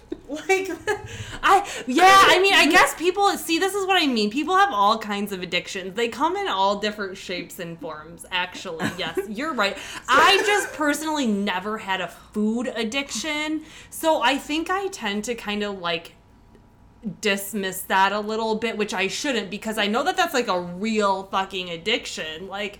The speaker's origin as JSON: {"language": "English", "region": "Michigan", "country": "United States", "said": "No, I'm from Michigan, actually, originally, if you didn't know that."}